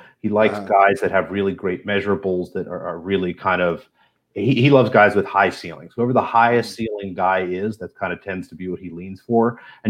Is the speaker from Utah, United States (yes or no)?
no; Philadelphia, Pennsylvania, United States; as a Philadelphian